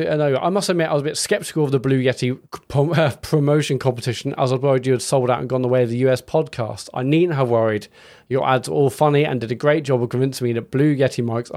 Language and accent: English; Scotland, United Kingdom; First of all, as a Scottish person, I can't sanction Matt's horrific attempt at a Scottish accent.